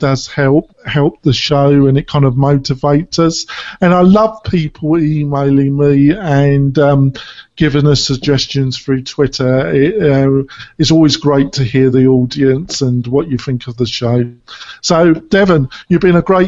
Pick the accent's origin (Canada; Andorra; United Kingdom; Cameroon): United Kingdom; England; moved away; I am a hybrid now, but I was brought up in England